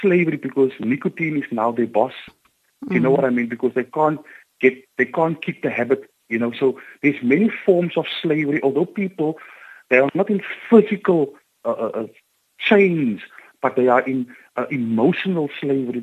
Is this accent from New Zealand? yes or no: no; Cape Town, Western Cape, South Africa; I grew up on the Cape Flats